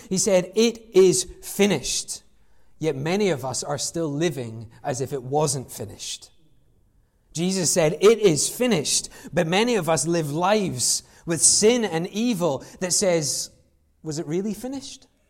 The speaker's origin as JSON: {"language": "English", "country": "United Kingdom", "said": "we're British"}